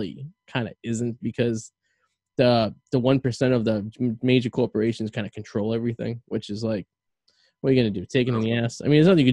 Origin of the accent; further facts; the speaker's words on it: Revere, Massachusetts, United States; now in West Newbury, United States; I'm a guy from Revere